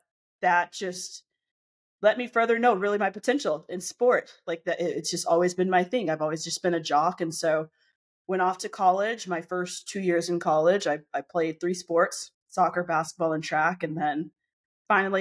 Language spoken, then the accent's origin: English; Glendale, Arizona, United States; I grew up in Glendale, Arizona, in the United States